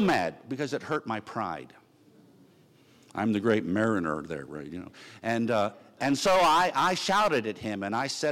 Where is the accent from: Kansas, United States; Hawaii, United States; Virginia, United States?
Virginia, United States; Virginia Beach; I'm from Virginia Beach